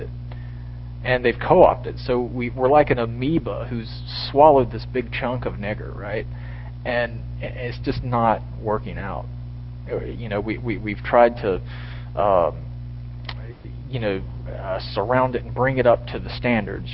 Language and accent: English; South Carolina, United States; I'm from North Carolina and South Carolina